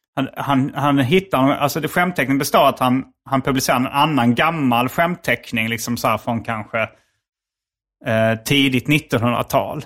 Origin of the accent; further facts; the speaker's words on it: Hjärup, Skåne, Sweden; accent: Scanian; also born or lived in Malmö / Lund; sen flyttade vi till Järp när jag var noll